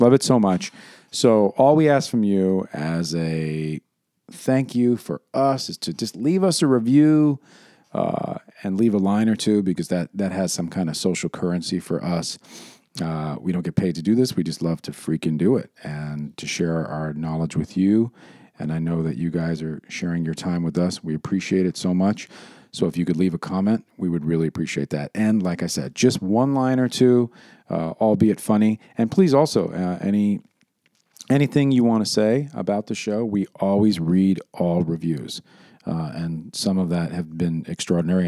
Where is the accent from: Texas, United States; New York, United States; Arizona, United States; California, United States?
New York, United States; New York City; when I was growing up in New York City